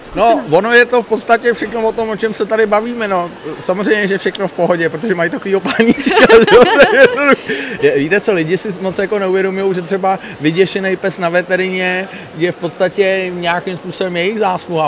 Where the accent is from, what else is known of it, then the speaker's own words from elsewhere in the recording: Prague, Czechia; moved away as an adult; now in Kokořín area, Czechia; já byť jsem původně rodilej Pražák a byl jsem typický Pražák